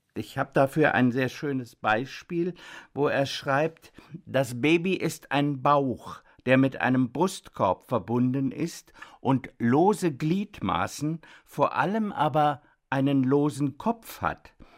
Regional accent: Germany; bei uns in Deutschland

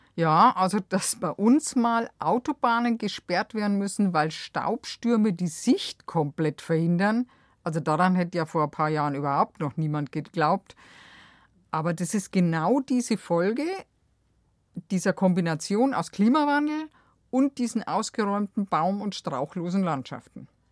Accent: Bavaria, Germany; bei uns in Bayern

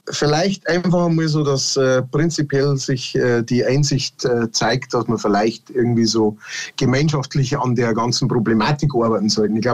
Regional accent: Bavaria, Germany; now in Regensburg, Germany; jetzt länger in der Oberpfalz wohne als in äh, Niederbayern, äh, wo, ich eigen, wo ich aufgewachsen bin.

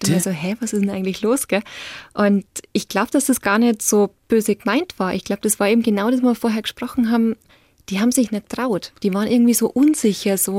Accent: Bavaria, Germany; aber ich bin aufgewachsen in Niederbayern.

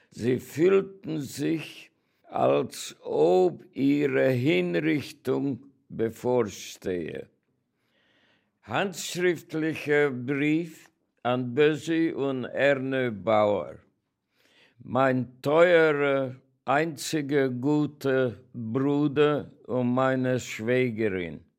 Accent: Oradea, Bihor County, Romania; born there; Ich bin geboren in Großwardein, Ungarn. Meine Eltern waren ungarische Bürger

